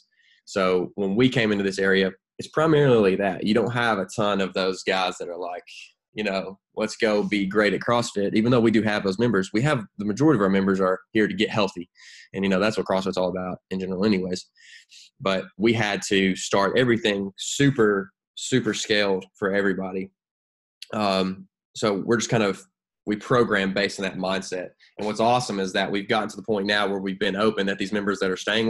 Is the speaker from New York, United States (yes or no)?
no; Knoxville, Tennessee, United States; born in Knoxville, so you know, that's my home state